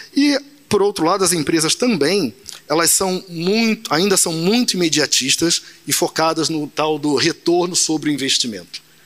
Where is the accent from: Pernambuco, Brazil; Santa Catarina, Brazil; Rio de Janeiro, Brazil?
Rio de Janeiro, Brazil; Nova Iguaçu; Nasci em Nova Iguaçu, morei minha infância e juventude tudo ali